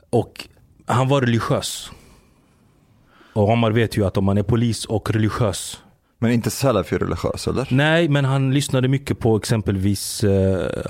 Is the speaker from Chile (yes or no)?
no; Giza, Giza Governorate, Egypt; born there; Jag är född i, eh, i Giza. Där är jag född. Men min familj är från Mansoura.